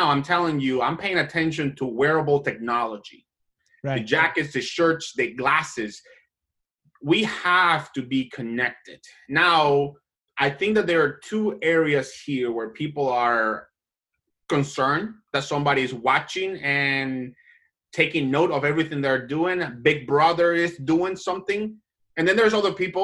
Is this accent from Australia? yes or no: no; Colombia; now in United States; I am an immigrant. I was born and raised in Latin America, in Colombia